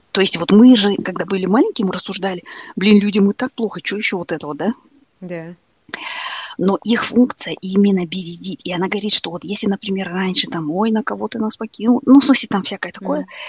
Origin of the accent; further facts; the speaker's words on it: Kazakhstan; мы асфальтовые казахи